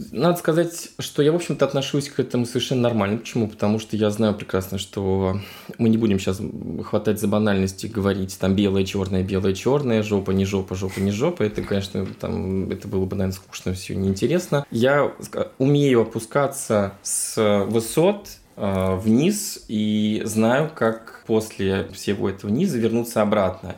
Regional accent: Moscow, Russia; moved away as an adult; also born or lived in Sochi / Vienna; Я действительно москвич, я коренной москвич, родился в Москве

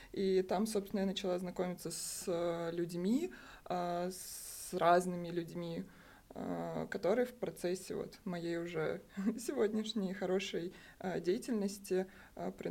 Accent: Crimea, Ukraine; Я училась э, в Крыму, я крымчанка, э, по образованию архитектор-проектировщик

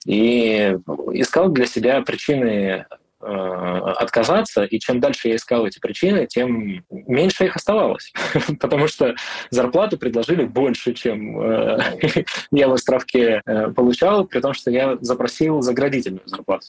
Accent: Irkutsk Oblast, Russia; moved away as an adult; also born or lived in Moscow; Я из Сибири, я родом из Иркутска, ну, из Иркутской области

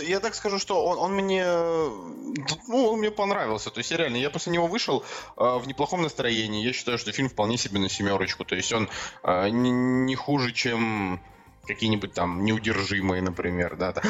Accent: Saint Petersburg, Russia; moved away; в Петербург, в наш родной любимый

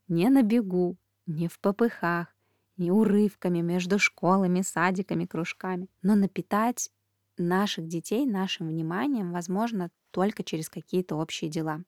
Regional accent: Belarus; moved away; Сама я родом из Беларуси

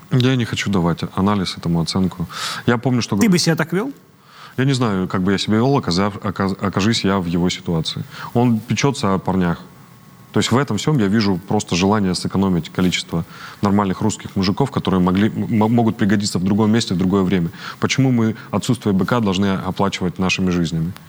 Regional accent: Donetsk, Donetsk Oblast, Ukraine; Ну, мы, я же из Донецка, мы же не верим в это все мы верим искреннему

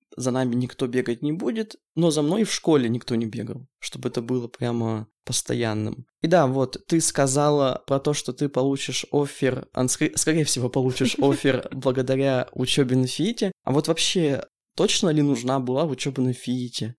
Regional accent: Yekaterinburg, Sverdlovsk Oblast, Russia; мы с Аленой а, местные, мы из Екатеринбурга, поэтому а, живем с родителями пока что

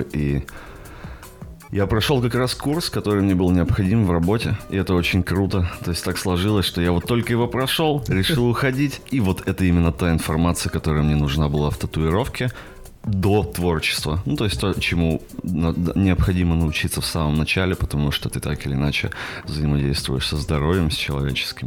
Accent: a small town in the south of Perm Krai, Russia; now in Perm, Russia; живу сейчас в Перми, вообще из еще более маленького города на юге Пермского края

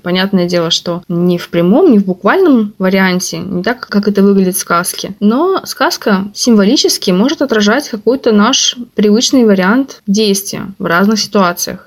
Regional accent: Khabarovsk, Khabarovsk Krai, Russia; moved away as an adult; also born or lived in Saint Petersburg; когда я в 2013 году вернулась в Хабаровск

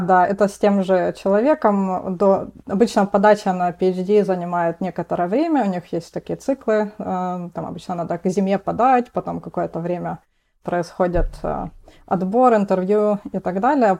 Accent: Rostov-on-Don, Rostov Oblast, Russia; moved away as an adult; now in Boston, United States; я из города Ростов-на-Дону

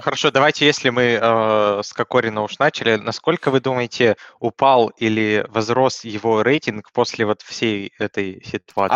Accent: Russia; я э, родился в России

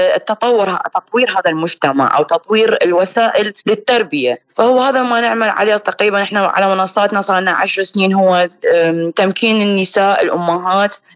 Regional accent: Iraq; احنا عندنا بالعراق

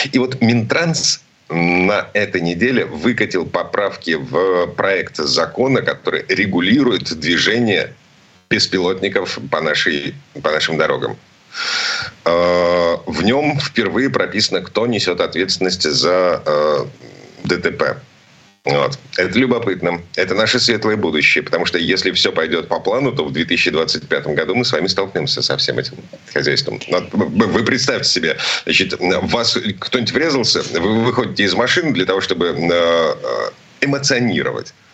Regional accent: Saint Petersburg, Russia; из Петербурга

